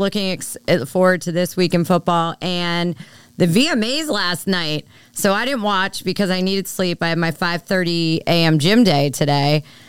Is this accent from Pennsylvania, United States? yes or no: yes; Philadelphia, Pennsylvania, United States; now in Washington, D.C. area, United States; I am from Philly.